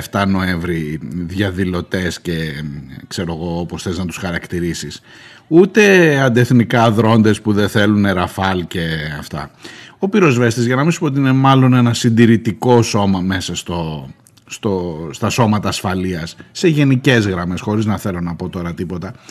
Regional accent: Erythres, Attica, Greece; που λέμε και στη, στο χωριό μου ξανά, στο κρυεκούκι, ε, στην κοινωνία.

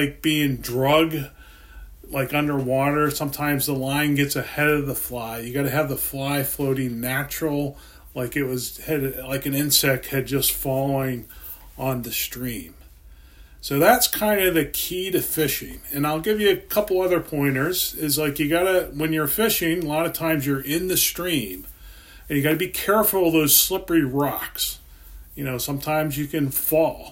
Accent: Pennsylvania, United States; I grew up in Pennsylvania, and we had streams and lakes and different things

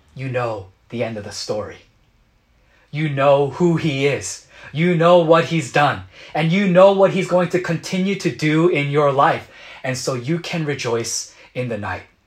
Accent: United States; as a Korean American growing up in America

